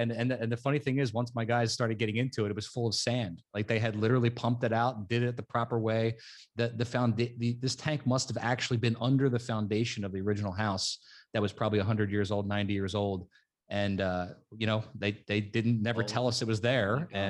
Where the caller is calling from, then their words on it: New Jersey, United States; South Jersey. We're right outside of Philadelphia.